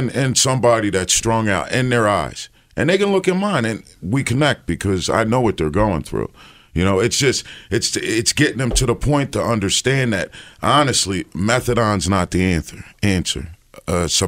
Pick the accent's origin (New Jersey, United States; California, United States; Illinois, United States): New Jersey, United States; now in Philadelphia, United States; I come from New Jersey, upper class family, but opioids brought me to the city.